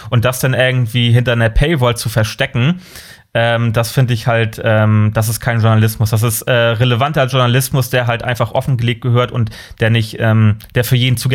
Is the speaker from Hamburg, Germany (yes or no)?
no; Kiel, Schleswig-Holstein, Germany; Bin gebürtig, ich bin gebürtiger Kieler.